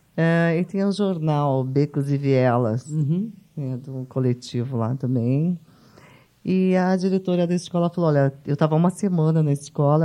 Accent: São Paulo, Brazil; also born or lived in São José do Egito, Pernambuco; nasci em Pernambuco, uhum. na cidade de São José do Egito, e fiquei órfã muito cedo e vim para São Paulo

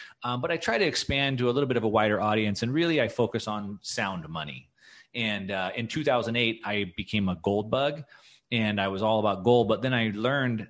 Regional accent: United States; also born or lived in California / Texas; As an American

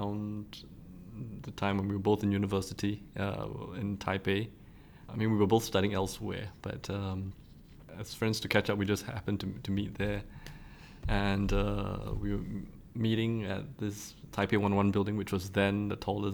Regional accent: Singapore; as a Singaporean writer

